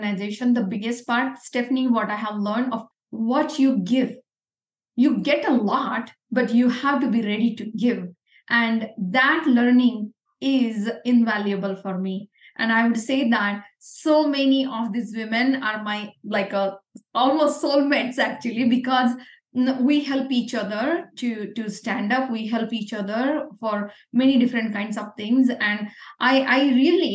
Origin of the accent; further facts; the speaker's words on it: Pune, Maharashtra, India; English is a second language; moved away as an adult; I come from Pune, which is near Bombay, and we speak a different language like Marathi or Hindi